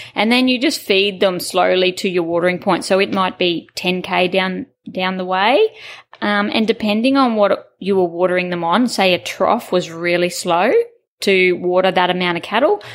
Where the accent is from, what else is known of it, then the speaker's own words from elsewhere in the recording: Taroom, Queensland, Australia; I was born in Taroom in Queensland. Um, we had a family property there, and it was just free range as kids.